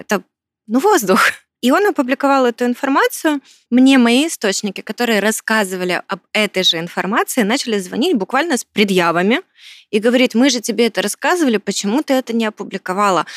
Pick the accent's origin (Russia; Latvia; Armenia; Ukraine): Ukraine; как справжняя украинка